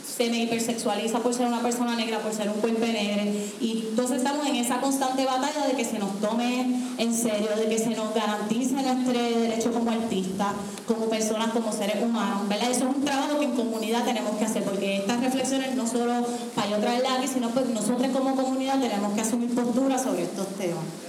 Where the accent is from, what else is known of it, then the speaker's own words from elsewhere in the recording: Puerto Rico; yo soy del área azul de uno de los pueblos más pobres del país, de uno de los pueblos donde más gente negra vive, de ahí yo vengo